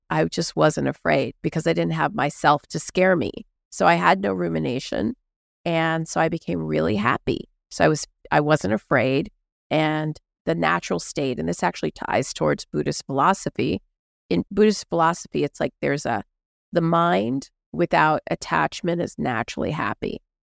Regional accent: Houston, Texas, United States; I grew up in Houston, Texas

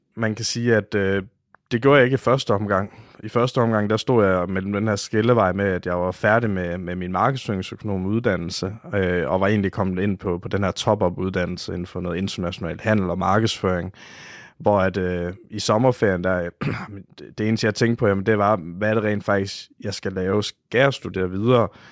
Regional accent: Oksbøl, Southern Denmark, Denmark; jeg kommer fra Varde omegn, en lille by, der hedder Oksbøl

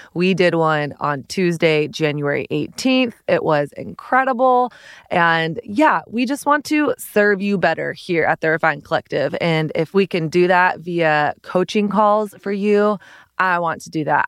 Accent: the South, Southern United States, United States; Growing up in Southern Christian culture

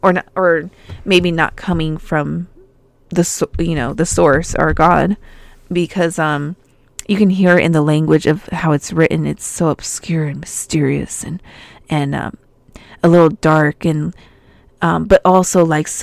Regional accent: Albuquerque, New Mexico, United States; when I was growing up in New Mexico, I would go there every summer, and I used to find seashells in my backyard. And Albuquerque is like 5,000 feet above sea level.

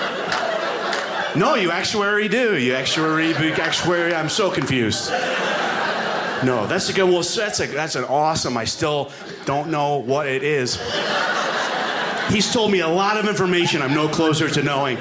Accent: New York, United States; moved away as an adult; now in Alaska, United States; So I live in Alaska now, but I am from New York originally

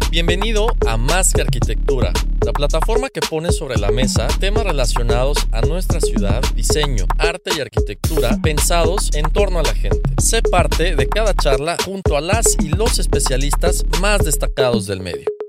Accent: Mexico; como mexicanos

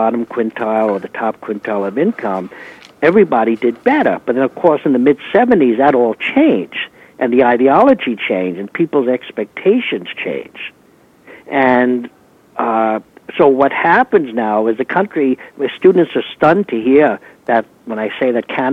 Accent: New York City, New York, United States; I'm very much a product of growing up in New York City. Parents were immigrants

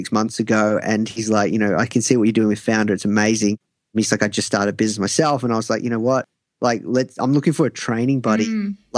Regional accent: Australia; I'm from Australia

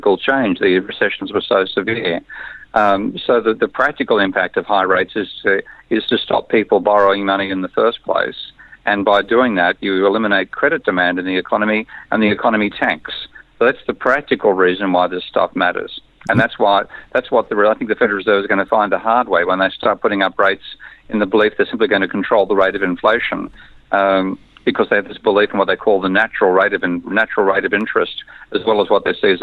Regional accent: Australia; I'm an Australian.

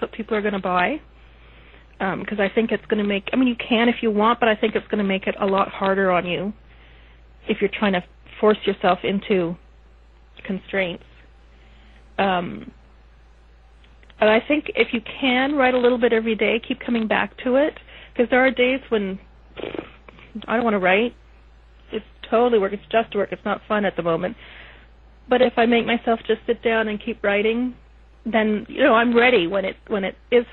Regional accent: Canada; I'm Canadian

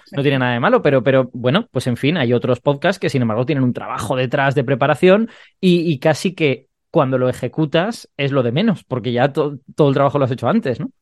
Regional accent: Castellón de la Plana, Valencian Community, Spain; yo soy de Castellón, que Castellón ni siquiera es una provincia grande y Castellón no es una ciudad grande

